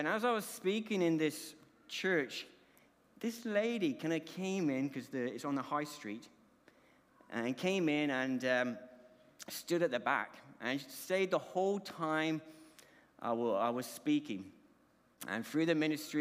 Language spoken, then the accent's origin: English; Colombia; moved away; My accent is because I was born overseas, born in the Republic of Colombia.